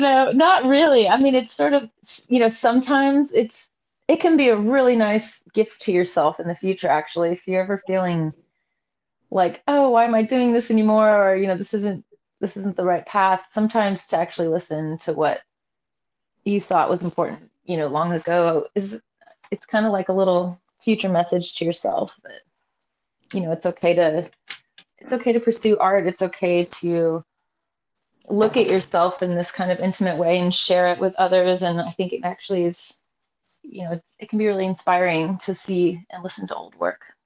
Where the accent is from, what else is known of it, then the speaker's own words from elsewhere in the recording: Salem, Oregon, United States; now in Seattle, United States; I was born and raised in Salem